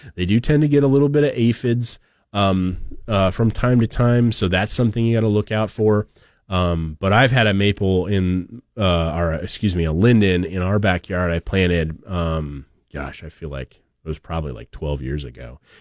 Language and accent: English; Oregon, United States; now in Idaho, United States; I have fond memories of maples growing up in Oregon